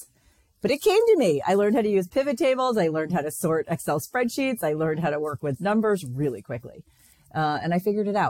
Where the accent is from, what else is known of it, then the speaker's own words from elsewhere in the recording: Westport, Connecticut, United States; moved away as an adult; also born or lived in San Francisco; I grew up in Connecticut, where there were Westport, Connecticut